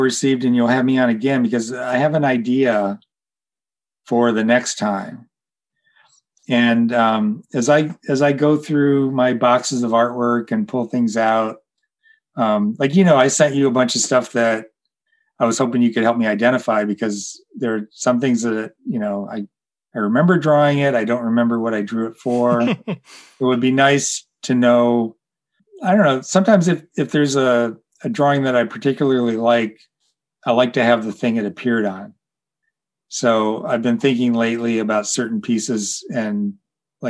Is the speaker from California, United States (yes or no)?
no; Detroit, Michigan, United States; we're both from Detroit. So we talked a lot about Detroit and growing up there.